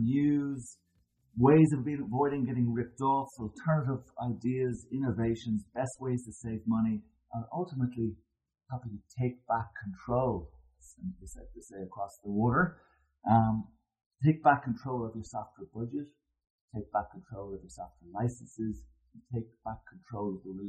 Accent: Ireland; As Irish people

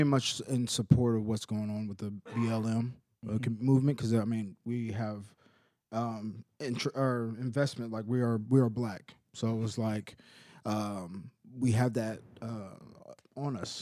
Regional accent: Stillwater, Oklahoma, United States; also born or lived in Edmond, Oklahoma; I'm born and raised in Stillwater, Oklahoma

